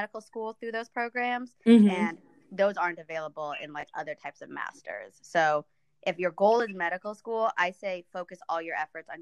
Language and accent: English; Kansas, United States; English is a second language; also born or lived in Ethiopia; We were resettled into Kansas